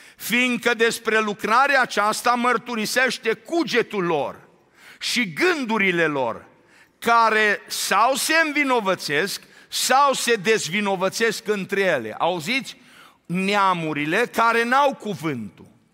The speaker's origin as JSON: {"language": "Romanian", "country": "Romania", "tie": "born or raised there", "moved": "yes", "lives_now": "Arizona, United States", "said": "de când am plecat din țară"}